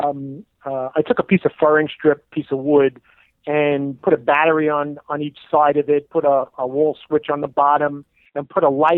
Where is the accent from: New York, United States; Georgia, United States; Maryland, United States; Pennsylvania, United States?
New York, United States; New York City; also born or lived in Long Island, New York / Oyster Bay Cove, New York / Miami, Florida / Memphis, Tennessee; I was born in Brooklyn, New York, Sheepshead Bay area